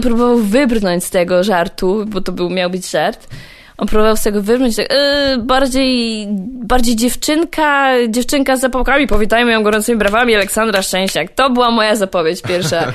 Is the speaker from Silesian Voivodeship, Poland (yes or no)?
yes; Częstochowa, Silesian Voivodeship, Poland; Z Częstochowy